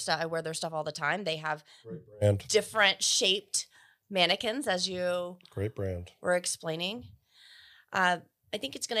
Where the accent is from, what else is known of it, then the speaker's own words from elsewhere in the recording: Burke, Virginia, United States; moved back to my hometown. I'm from Fairfax County, Virginia. Mm-hmm. It's actually called Burke, is the town.